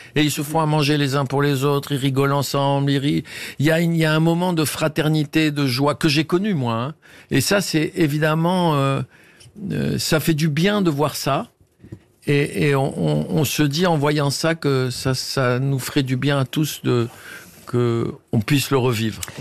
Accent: Tunisia; moved away; C'est en Tunisie, dans la Médina, dans, mon pays, enfin dans ma terre natale

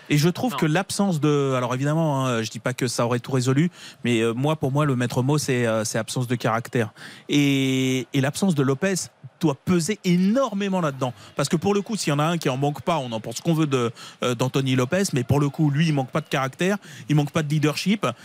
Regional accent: Nice, Provence-Alpes-Côte d'Azur, France; Moi je suis niçois là, je me pose ça comme.

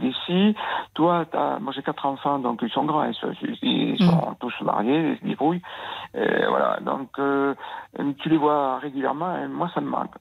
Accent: Nouvelle-Aquitaine, France; Je suis de l'Aquitaine.

